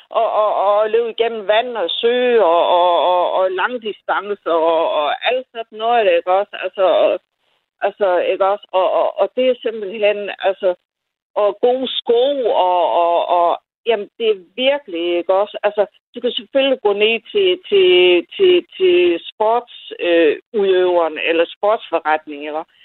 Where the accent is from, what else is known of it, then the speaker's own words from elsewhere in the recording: Funen, Southern Denmark, Denmark; jeg kommer fra Fyn og Næstby